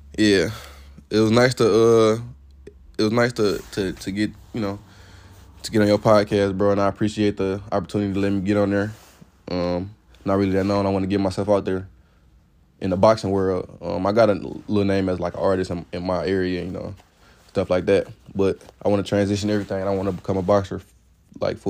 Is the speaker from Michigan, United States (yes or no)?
yes; Detroit, Michigan, United States; I'm from Detroit, from the east side of Detroit.